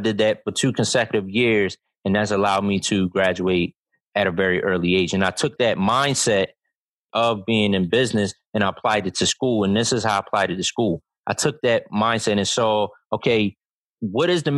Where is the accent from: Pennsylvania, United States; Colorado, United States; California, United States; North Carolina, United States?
Pennsylvania, United States; Philadelphia; moved away; also born or lived in Delaware; I grew up in North Philadelphia